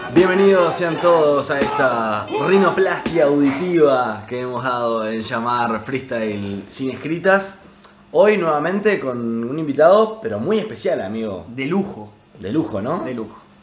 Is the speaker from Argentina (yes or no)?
no; Uruguay; Uruguay, país del que somos